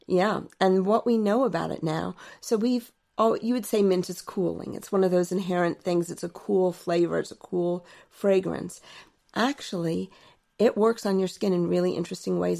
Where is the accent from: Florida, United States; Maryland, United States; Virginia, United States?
Virginia, United States; Alexandria; I grew up in Alexandria, Virginia, and my parents had a garden